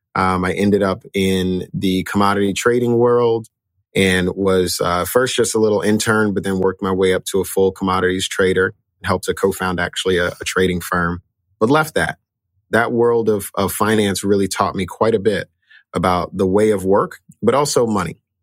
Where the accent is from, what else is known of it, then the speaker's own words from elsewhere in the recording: Chicago, Illinois, United States; I grew up in, in a area called K-Town